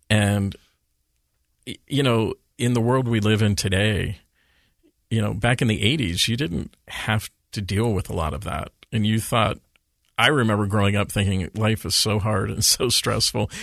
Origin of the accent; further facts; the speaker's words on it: Redmond, Washington, United States; moved away as an adult; also born or lived in Steubenville, Ohio; now in Utah, United States; I went to high school in Redmond, Washington. I grew up on East Lake Sammamish Boulevard